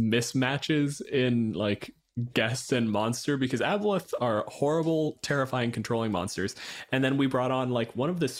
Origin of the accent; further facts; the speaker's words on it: Canada; My pronouns are he, him, and I'm a physicist from Canada.